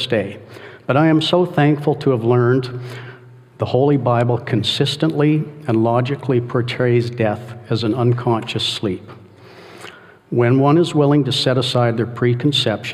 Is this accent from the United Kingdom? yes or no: no; Calgary, Alberta, Canada; I was born in Calgary, Alberta, Canada, the youngest of 12 children